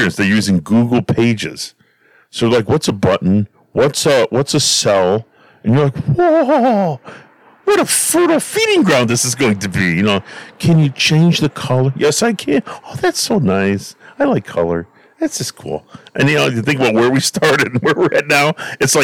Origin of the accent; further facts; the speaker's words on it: Stickney, Illinois, United States; we grew up in Stickney. We knew all our neighbors